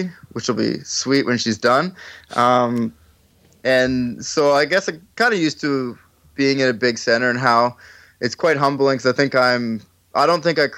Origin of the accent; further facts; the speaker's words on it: Penticton, British Columbia, Canada; I grew up in Penticton, which we had Ironman Canada at, since I was, I think, 4 years old. We moved there